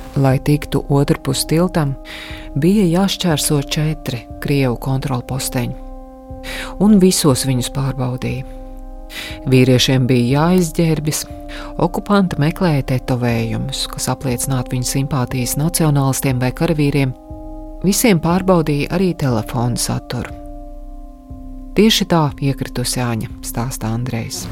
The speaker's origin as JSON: {"language": "Latvian", "country": "Latvia", "said": "esmu no Latvijas"}